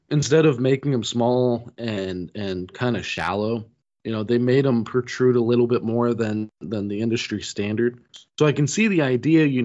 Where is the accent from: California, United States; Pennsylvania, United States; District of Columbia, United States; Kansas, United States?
Pennsylvania, United States; Pittsburgh; Hey, I'm from Pittsburgh.